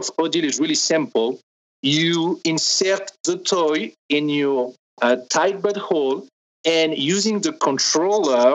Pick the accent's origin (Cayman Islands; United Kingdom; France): France; accent: French; English is a second language; now in Los Angeles, United States; I am French.